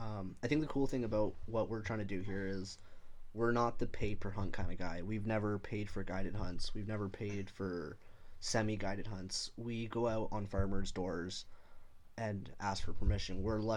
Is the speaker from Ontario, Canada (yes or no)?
yes; London, Ontario, Canada; born and raised in London, Ontario.